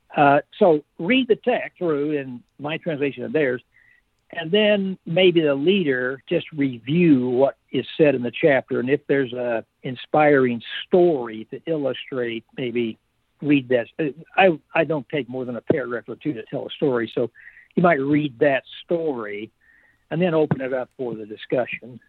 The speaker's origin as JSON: {"language": "English", "country": "United States", "said": "I am a patriot. I'm not uh, anti American. I am an American"}